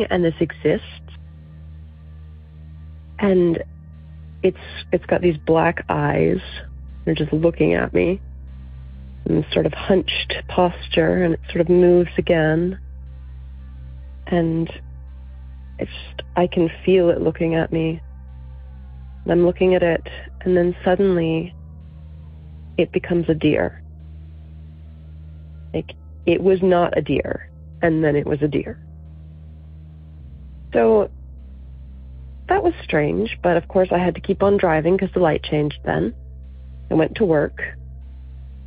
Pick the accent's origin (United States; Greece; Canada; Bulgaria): United States; Virginia; I'm from Virginia